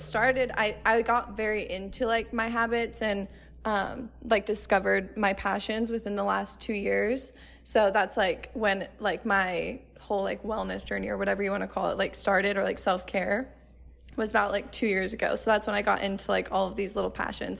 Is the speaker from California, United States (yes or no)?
no; Arizona, United States; I grew up in Arizona, so I've never moved out of Arizona before